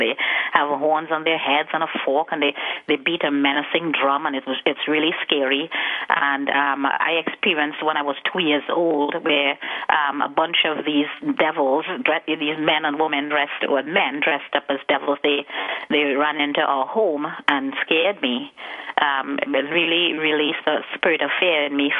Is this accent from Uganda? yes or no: no; Trinidad & Tobago; also born or lived in United States; now in Trinidad and Tobago; I was born in Trinidad and Tobago, which is a Caribbean country. It's situated just off the coast of South America. It's the last island south. And I lived there for quite a number of years until I migrated to the United States